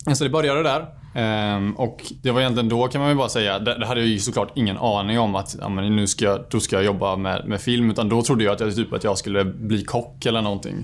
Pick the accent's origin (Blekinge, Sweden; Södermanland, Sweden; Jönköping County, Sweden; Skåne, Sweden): Jönköping County, Sweden; Bankeryd; Jag är född och uppvuxen ute i Bankeryd